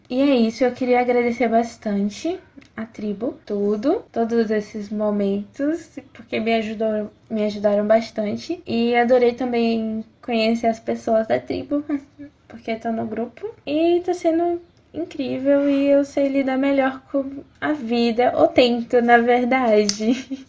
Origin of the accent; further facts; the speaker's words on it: Feira de Santana, Bahia, Brazil; sou da cidade de Feira de Santana, Bahia.